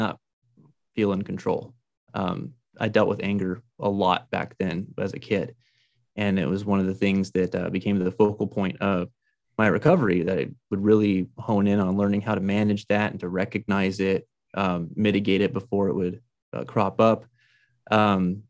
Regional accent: Albuquerque, New Mexico, United States; also born or lived in Farmington, New Mexico; I grew up in Albuquerque, New Mexico

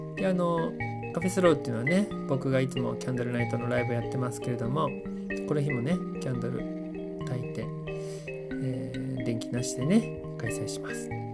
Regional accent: Yokohama, Kanagawa, Japan; 神奈川県横浜市、あ、僕の出身地ですね

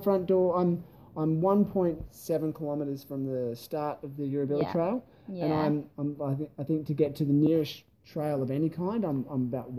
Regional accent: East Coast, Australia; now in Adelaide, Australia; I'm not from here, but you know, I'm from the East Coast.

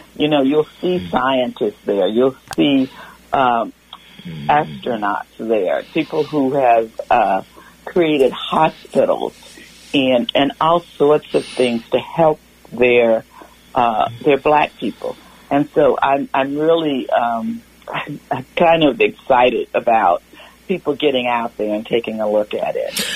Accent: Louisiana, United States; now in Petaluma, United States; I grew up in Louisiana

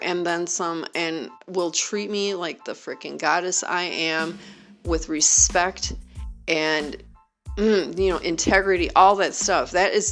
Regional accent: Wisconsin, United States; born or raised there; moved away

